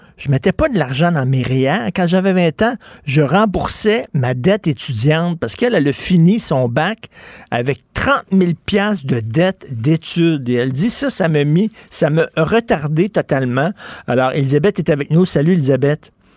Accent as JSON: {"language": "French", "town": "Montreal", "region": "Quebec", "country": "Canada", "said": "je viens de Verdun"}